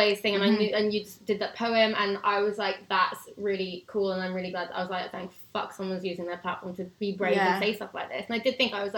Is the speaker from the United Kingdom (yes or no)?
yes; United Kingdom; being British